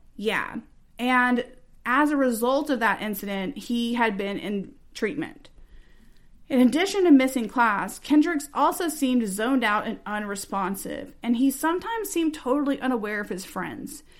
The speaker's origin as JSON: {"language": "English", "region": "Texas", "country": "United States", "said": "we are from Texas"}